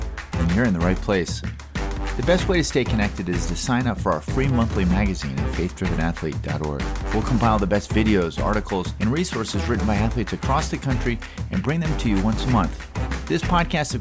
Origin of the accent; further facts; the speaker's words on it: Baltimore, Maryland, United States; I grew up in Baltimore